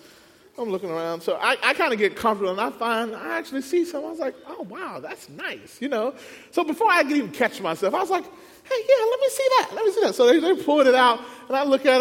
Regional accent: Mississippi, United States; moved away as an adult; now in Southern California, United States; We moved from Mississippi, there we both born and raised, out to California.

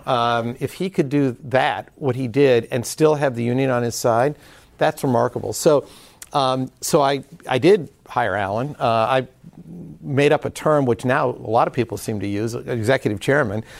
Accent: Detroit, Michigan, United States

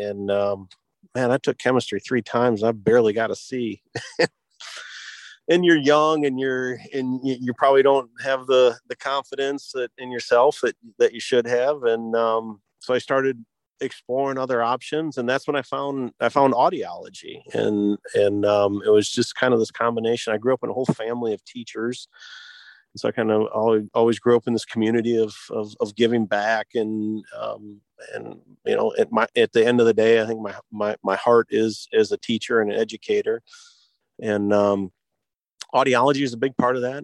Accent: Michigan, United States; I was born and raised in Michigan

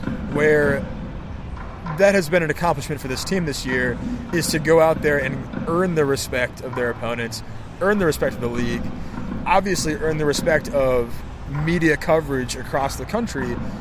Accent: Bay Area, California, United States; also born or lived in Los Angeles / Florida / New England; now in Sacramento, United States; I grew up in the Bay Area, as did you. I've lived in LA and Florida and other places, New England, all over the place. I've been in Sacramento for 6 years now

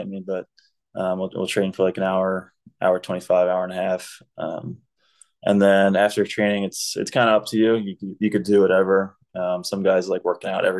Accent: United States; being an American

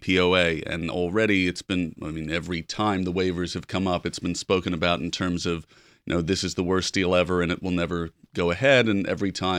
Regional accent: United States; as an American

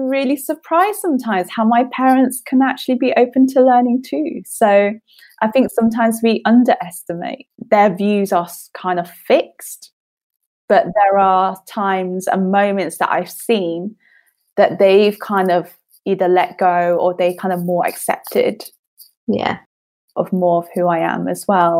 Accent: United Kingdom; born there; I only speak very little Chinese because I'm British born Chinese or something like that.

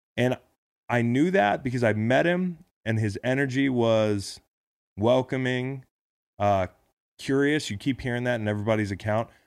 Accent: United States; being an American

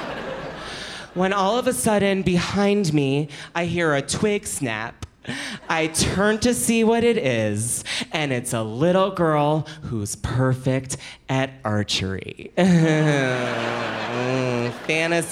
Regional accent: Philadelphia, Pennsylvania, United States; I'm from Philadelphia

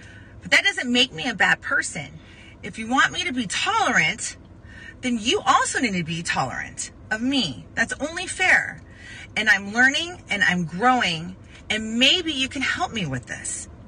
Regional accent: Arizona, United States; I grew up in Arizona with people that were born a boy and a girl, and maybe a hermaphrodite here and there.

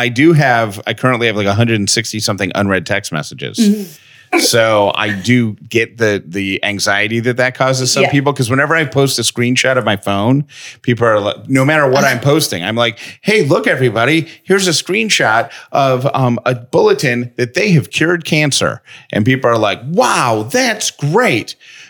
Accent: Syracuse, New York, United States; Did you know I grew up in Syracuse?

